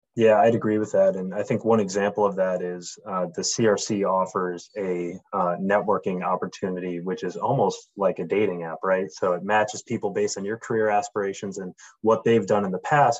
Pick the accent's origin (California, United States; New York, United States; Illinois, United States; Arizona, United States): New York, United States; Buffalo; I'm born and raised in Buffalo, New York.